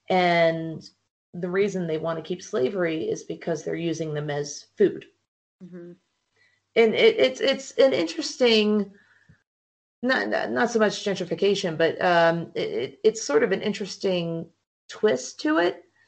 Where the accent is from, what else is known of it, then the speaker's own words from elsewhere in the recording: New Jersey, United States; grew up in New Jersey.